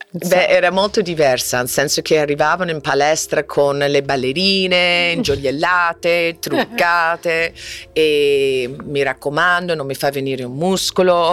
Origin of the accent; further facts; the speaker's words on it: Florida, United States; Italian is a second language; moved away as an adult; also born or lived in Wichita, Kansas; now in Rome, Italy; Wichita, Kansas, conosco molto bene il tornado, eh, i cani piccoli, eh, poi sono cresciuta anche in Florida